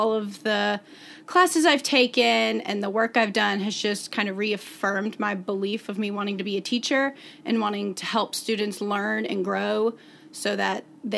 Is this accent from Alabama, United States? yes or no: yes; Hoover, Alabama, United States; I'm from Hoover, Alabama